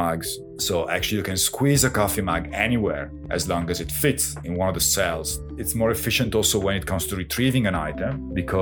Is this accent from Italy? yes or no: yes; Castel San Giovanni, Emilia-Romagna, Italy; now in Toronto, Canada; a little town in the province of Piacenza, my hometown.